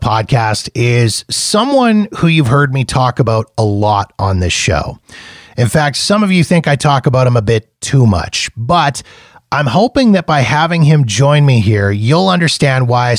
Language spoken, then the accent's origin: English; Canada; We bonded over being Canadian and a love of hockey and butter tarts and all dressed chips